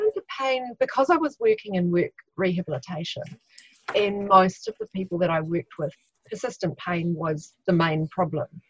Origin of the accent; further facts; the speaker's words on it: Christchurch, Canterbury, New Zealand; I'm from Christchurch, New Zealand